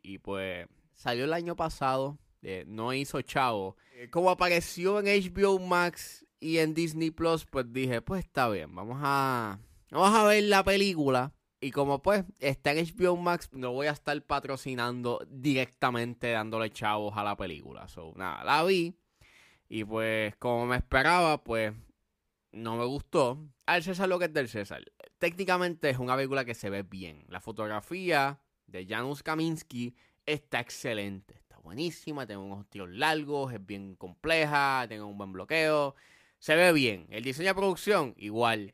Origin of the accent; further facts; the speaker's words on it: Puerto Rico; uno como puertorriqueño